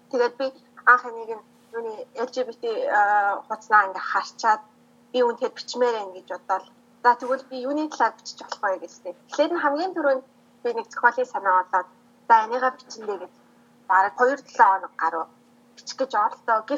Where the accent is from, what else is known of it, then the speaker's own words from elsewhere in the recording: Mongolia; now in Taiwan; Ерөнхийдөө бол би Монгол охин.